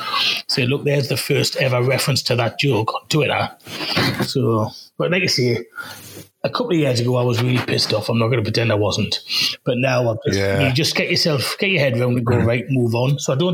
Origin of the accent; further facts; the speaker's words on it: Walsall, West Midlands, United Kingdom; When I was younger, growing up in Walsall, we didn't have much money.